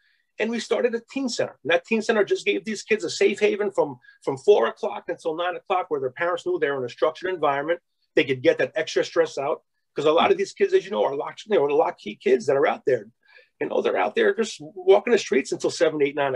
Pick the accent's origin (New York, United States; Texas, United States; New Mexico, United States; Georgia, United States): New York, United States; Albany; my area and growing up in Albany